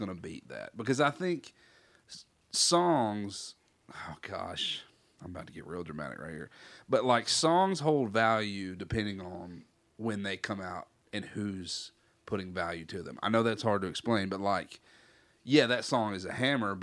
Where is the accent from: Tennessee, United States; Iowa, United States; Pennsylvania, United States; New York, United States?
Tennessee, United States; Savannah; being from a city called Savannah, but it being in Tennessee